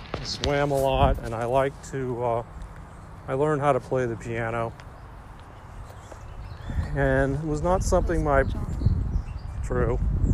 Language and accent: English; Huntsville, Alabama, United States; Growing up in Alabama, it's kind of an interesting experience.